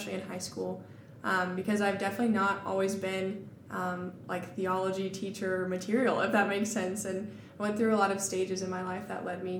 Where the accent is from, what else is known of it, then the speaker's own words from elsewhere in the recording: Littleton, Colorado, United States; moved away; I'm originally from Littleton, Colorado, which is a suburb of Denver. I was born and raised there.